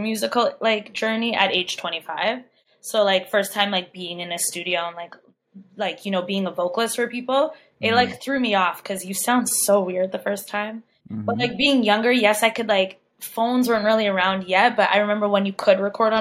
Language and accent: English; Saskatoon, Saskatchewan, Canada; now in Vancouver, Canada; I was born and raised in Saskatoon, Saskatchewan, my whole life.